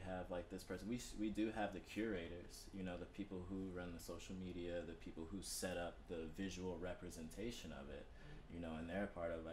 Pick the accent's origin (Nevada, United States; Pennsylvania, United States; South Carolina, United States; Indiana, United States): South Carolina, United States; Florence; moved away; stayed back in my hometown when I was trying to get out and go to college, or trying to, you know, leave Florence, South Carolina